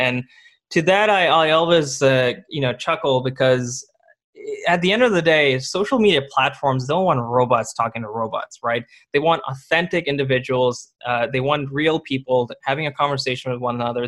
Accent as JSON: {"language": "English", "country": "India", "tie": "born or raised there", "moved": "yes", "said": "I was born in India"}